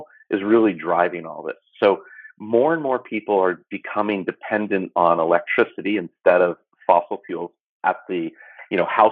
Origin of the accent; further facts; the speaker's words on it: California, United States; I'm from California